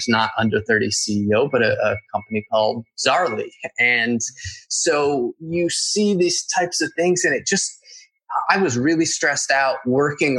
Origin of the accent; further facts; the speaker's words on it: Northeast, United States; moved away; I'm from the Northeast